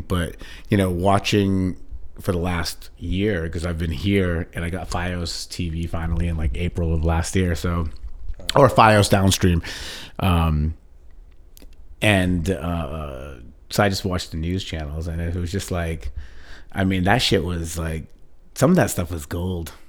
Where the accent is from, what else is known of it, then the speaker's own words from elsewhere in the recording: India; being Indian